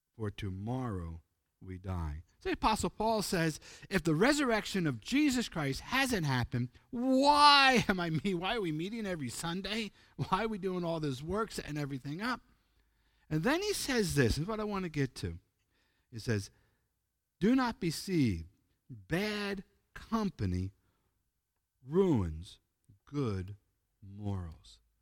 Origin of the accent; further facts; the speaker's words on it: Pennsylvania, United States; moved away as an adult; also born or lived in Ozark, Arkansas; I'm from the East Coast, United States, Pennsylvania